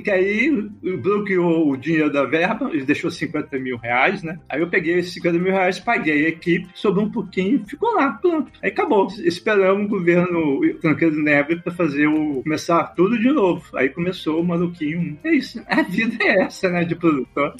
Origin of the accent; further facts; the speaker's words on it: Belo Horizonte, Minas Gerais, Brazil; eu sou de, eu sou de Belo Horizonte, sou de Minas